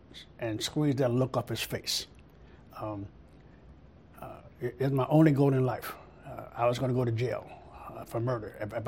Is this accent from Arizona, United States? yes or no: no; St. Louis, Missouri, United States; moved away as an adult; also born or lived in Berkeley, California; I was raised in St. Louis, Missouri. We call it St. Louis Misery.